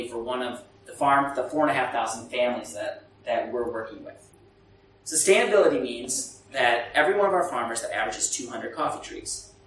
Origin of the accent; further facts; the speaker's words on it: Burundi; English is a second language; I come from Burundi where there's so many NGOs and the UN and the World Bank